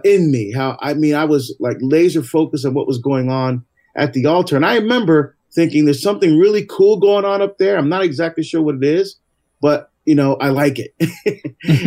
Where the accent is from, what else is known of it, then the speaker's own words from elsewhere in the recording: Barbados; now in United States; I was born in Barbados, actually in the West Indies, in the Caribbean.